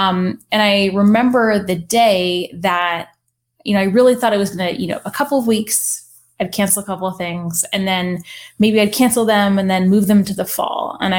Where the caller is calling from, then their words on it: Virginia, United States; I'm calling from Central Virginia.